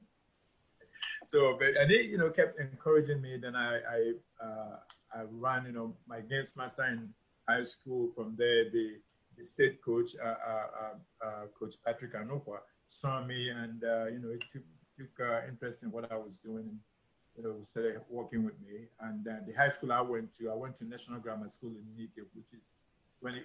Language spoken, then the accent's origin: English; Enugu, Enugu State, Nigeria; also born or lived in Onitsha; I'm from Onitsha originally, but my folks, you know, were in Enugu, so I grew up in Enugu, and so that's where I grew up